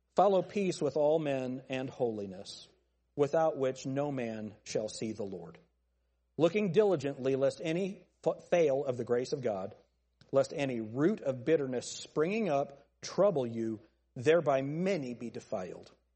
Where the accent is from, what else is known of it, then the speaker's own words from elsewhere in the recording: United States; I'm American